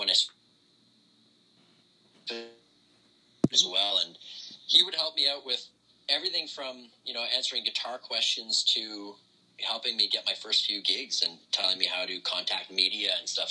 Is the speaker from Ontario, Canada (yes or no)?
yes; Ottawa, Ontario, Canada; born and raised in Ottawa, Canada.